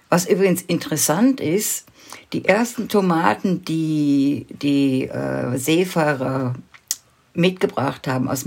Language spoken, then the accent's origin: German; Wuppertal, North Rhine-Westphalia, Germany; born there; ich bin ja in Deutschland geboren und zwar in Wuppertal. Und, aber in einem ganz kleinen Dorf am Rande der Stadt.